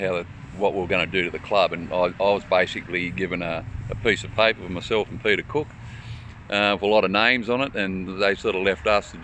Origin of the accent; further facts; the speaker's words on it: Tamworth, New South Wales, Australia; I grew up in West Tamworth and done a lot of water polo training over there all my life